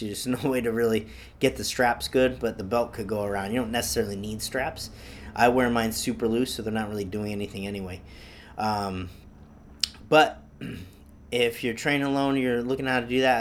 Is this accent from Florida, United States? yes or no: no; Easthampton, Massachusetts, United States; I'm born and raised in Massachusetts, um, East Hampton, Mass